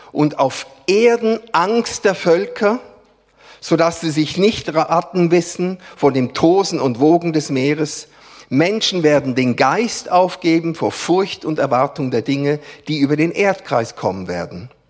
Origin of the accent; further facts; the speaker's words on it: Switzerland; Gott sei Dank sind wir Schweizer nicht die Einzigen, die Gott repräsentieren.